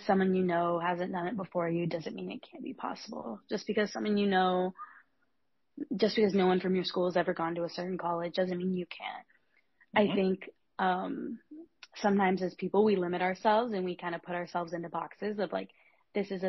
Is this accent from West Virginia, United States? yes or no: no; Nebraska, United States; moved away as an adult; now in Evanston, United States; I'm from Nebraska originally, but the culture kind of where I grew up is that you stay pretty close to home for college.